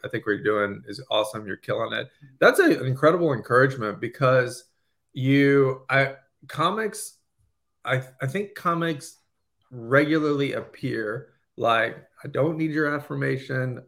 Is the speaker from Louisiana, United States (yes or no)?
yes; Louisiana, United States; growing up in Louisiana